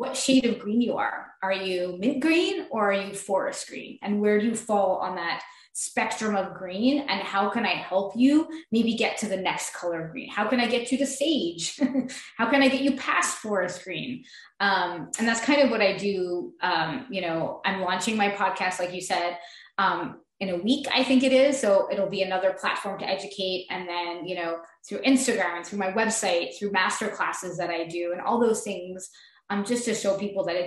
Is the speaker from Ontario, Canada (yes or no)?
no; Montreal, Quebec, Canada; I am from Montreal, Quebec.